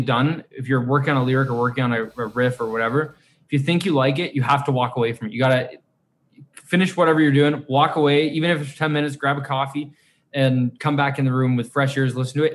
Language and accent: English; Canada; we're we're Canadian